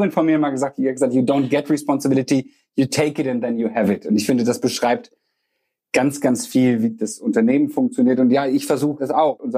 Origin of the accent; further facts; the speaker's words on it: Bocholt, North Rhine-Westphalia, Germany; Ich habe damals gedacht, das wäre eine Bocholter Spedition. Bocholt ist meine Heimatstadt und habe nach dem Abi gesucht, geguckt, was kann ich machen